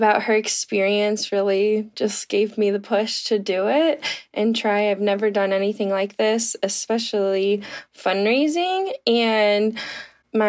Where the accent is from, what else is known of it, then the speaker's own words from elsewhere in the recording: St. Louis, Missouri, United States; I'm from St. Louis, Missouri.